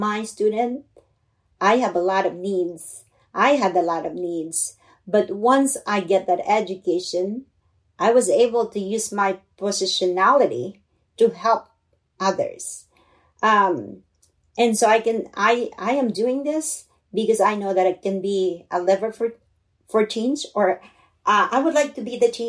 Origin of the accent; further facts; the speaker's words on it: Philippines; English is a second language; now in United States; I grew up in the Philippines in poverty